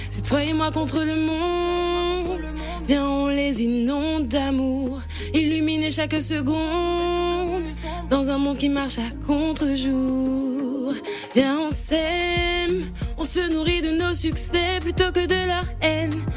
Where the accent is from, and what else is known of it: Martinique